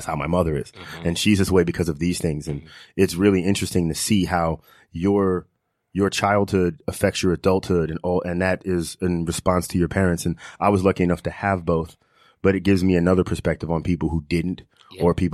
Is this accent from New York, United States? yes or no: yes; Long Island, New York, United States; I grew up, you know, in the suburbs with both my parents